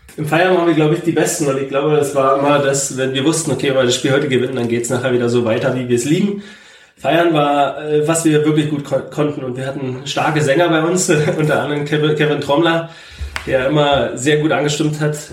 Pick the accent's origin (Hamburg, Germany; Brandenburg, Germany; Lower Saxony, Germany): Brandenburg, Germany; Zeuthen; also born or lived in Berlin; Ich bin in Zeugen zur Schule gegangen